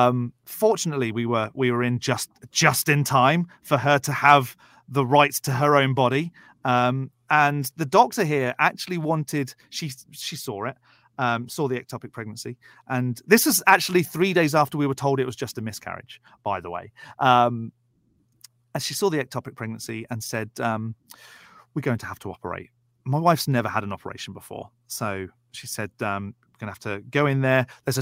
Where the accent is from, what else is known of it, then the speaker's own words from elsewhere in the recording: United Kingdom; I'm British and we don't have that language in the UK.